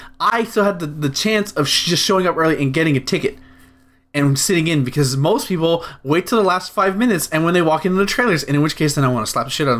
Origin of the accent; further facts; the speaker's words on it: United States; I, as an American